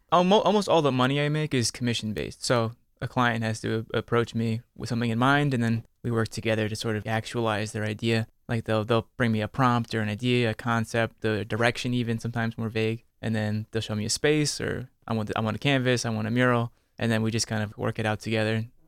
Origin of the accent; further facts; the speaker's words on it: near Philadelphia, Pennsylvania, United States; I grew up near Philly